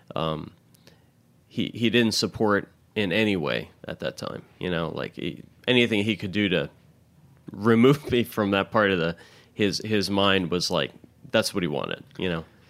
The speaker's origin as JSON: {"language": "English", "town": "Louisville", "region": "Kentucky", "country": "United States", "tie": "born or raised there", "also_born_or_lived": "Milwaukee, Wisconsin / Indiana", "moved": "yes", "lives_now": "New York City, United States", "said": "growing up for the better part of my life in Louisville"}